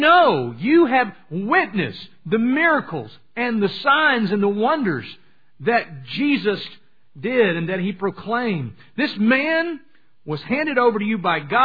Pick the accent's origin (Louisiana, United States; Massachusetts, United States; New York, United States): Louisiana, United States; I'm from Louisiana